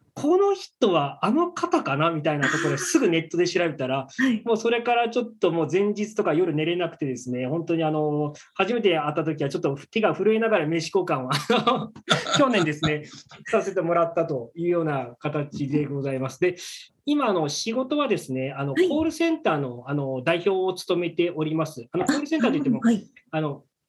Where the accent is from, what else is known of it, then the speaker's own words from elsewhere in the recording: Fukuoka, Japan; 福岡出身です。